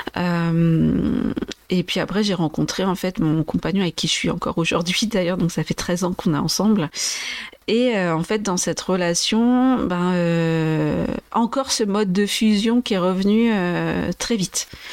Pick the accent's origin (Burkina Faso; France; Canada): France; Vendée, Pays de la Loire; also born or lived in Brazil / Brest / Angers / Nantes; je suis née au Brésil et j'ai grandi en Vendée, donc dans l'ouest de la France